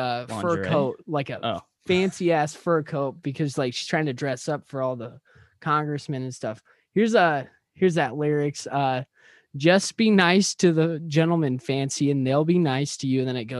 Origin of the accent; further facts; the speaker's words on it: Midwest, United States; us growing up in the Midwest, like, country music is the, like, prime, like, fucking genre of music over here.